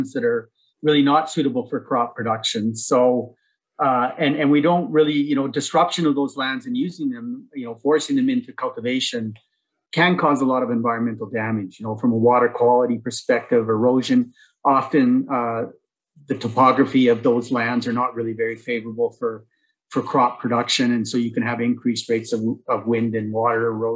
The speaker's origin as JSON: {"language": "English", "town": "Innisfail", "region": "Alberta", "country": "Canada", "tie": "born or raised there", "said": "I grew up in a town on a farm, a mixed cow-calf operation just outside of Innisfail"}